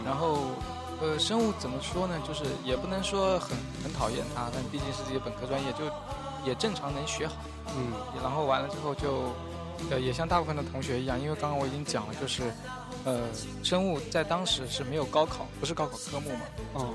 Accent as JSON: {"language": "Chinese", "town": "Ganzhou", "region": "Jiangxi", "country": "China", "tie": "born or raised there", "also_born_or_lived": "Beijing", "moved": "as an adult", "said": "我的老家是在江西的赣州哦，在那个地方有一个叫做赣南师范学院的学校"}